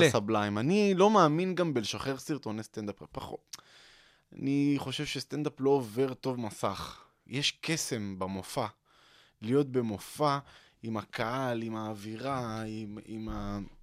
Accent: Tel Aviv, Tel Aviv District, Israel; גדלתי בשכונת התקווה, בדרום תל אביב

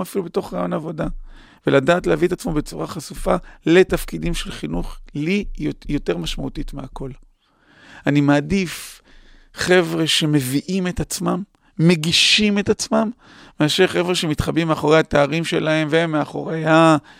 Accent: Acre, Northern District, Israel; גדלתי בתור ילד בעכו

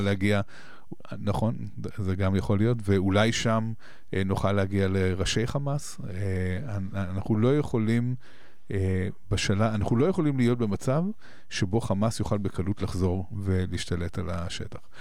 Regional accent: Israel; אנחנו כישראלים

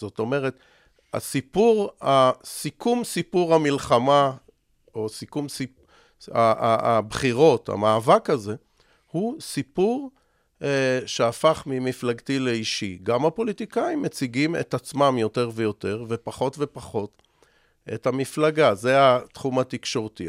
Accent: Israel; אני בסוף ישראלי

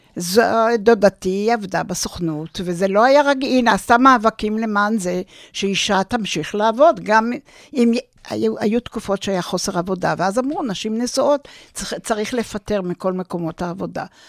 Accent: Jerusalem, Jerusalem District, Israel; also born or lived in Tel Aviv; אני נולדתי בירושלים

